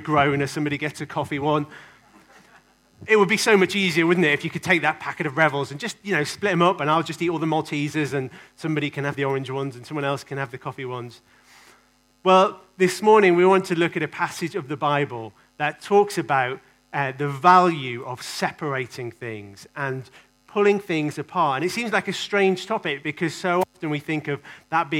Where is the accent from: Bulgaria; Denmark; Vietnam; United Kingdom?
United Kingdom; England; I kind of love being English.